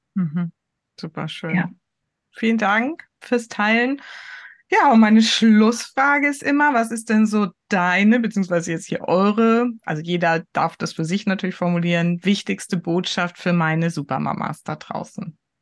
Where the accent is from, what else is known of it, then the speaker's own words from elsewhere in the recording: Heidelberg area, Baden-Württemberg, Germany; now in Hamburg, Germany; Ich komme ja aus der Ecke von Heidelberg